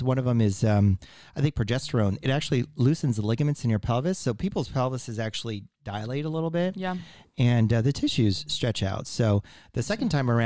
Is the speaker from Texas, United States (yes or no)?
yes; El Paso, Texas, United States; I grew up in El Paso